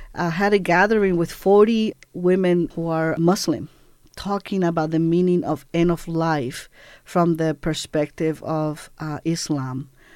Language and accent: English; Puerto Rico; moved away as an adult; also born or lived in Cuba; I grew up in Puerto Rico from age seven till about I was eighteen.